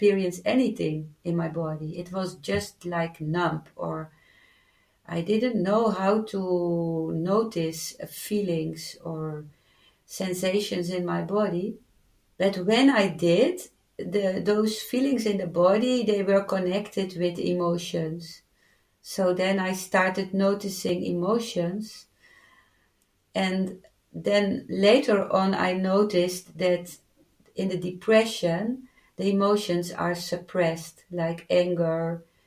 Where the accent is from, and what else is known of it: Netherlands